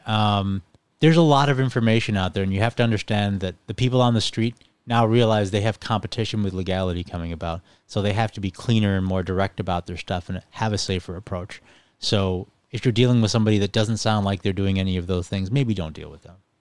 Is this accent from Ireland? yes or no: yes; Ireland; also born or lived in England, United Kingdom; now in Buffalo, United States; So I was actually born in the United Kingdom in England, and I was raised in Ireland, and then I moved to Buffalo.